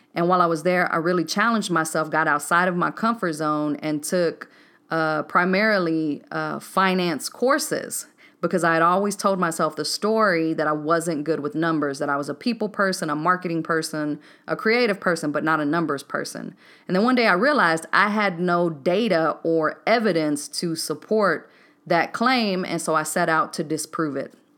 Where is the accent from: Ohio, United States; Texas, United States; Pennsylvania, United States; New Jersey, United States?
Texas, United States; Waco; moved away as an adult; also born or lived in Decatur, Georgia; born and raised in Waco, Texas